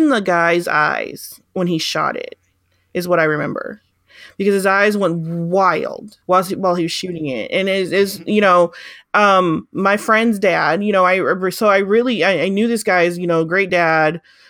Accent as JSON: {"language": "English", "region": "Arkansas", "country": "United States", "tie": "born or raised there", "said": "I grew up, well, did part of my growing up in Arkansas."}